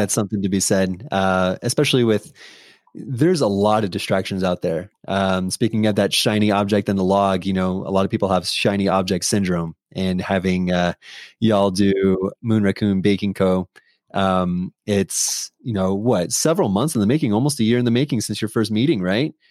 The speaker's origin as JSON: {"language": "English", "town": "San Diego", "region": "California", "country": "United States", "moved": "yes", "said": "I'm from San Diego, California"}